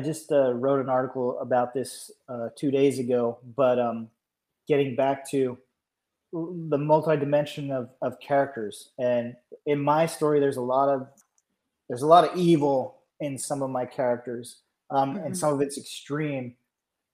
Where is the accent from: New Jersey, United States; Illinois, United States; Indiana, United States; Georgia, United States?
Georgia, United States; I'm from Georgia, but all my relatives are from Pennsylvania